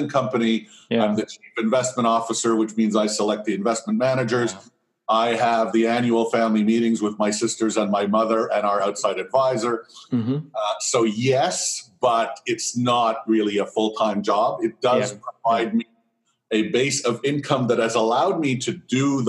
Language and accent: English; Montreal, Quebec, Canada; I was born in Montreal to an immigrant entrepreneur